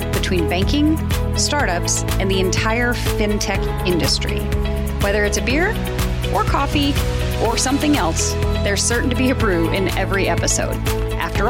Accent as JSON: {"language": "English", "town": "Sioux Falls", "region": "South Dakota", "country": "United States", "tie": "born or raised there", "said": "it's about my hometown here in Sioux Falls, South Dakota"}